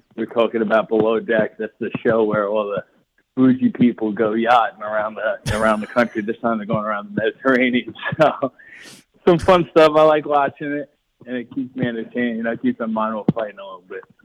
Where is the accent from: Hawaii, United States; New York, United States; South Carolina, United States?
New York, United States; Long Island; the fans in my hometown